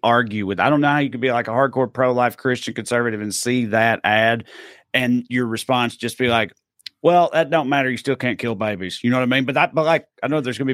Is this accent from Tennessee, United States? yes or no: yes; Tennessee, United States; I'm from Tennessee